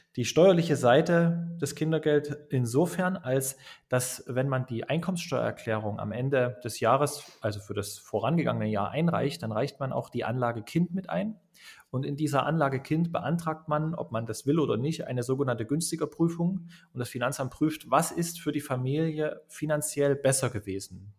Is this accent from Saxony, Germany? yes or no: yes; Dresden, Saxony, Germany; Ich komme aus Dresden, bin auch dort geboren, im schönen Osten der Republik sozusagen